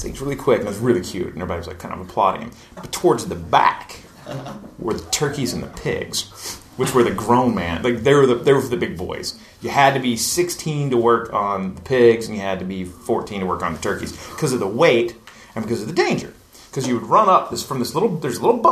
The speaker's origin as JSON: {"language": "English", "region": "East Tennessee", "country": "United States", "tie": "born or raised there", "said": "I grew up in East Tennessee, like in the hills and valleys"}